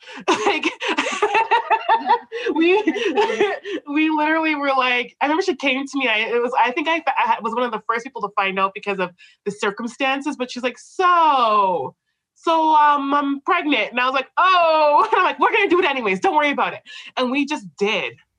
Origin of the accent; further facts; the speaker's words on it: Canada; we're both Canadian born like I'm Canadian born